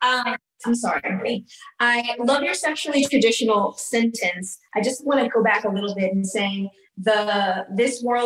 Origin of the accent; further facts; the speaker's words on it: Los Angeles, California, United States; I grew up in Hancock Park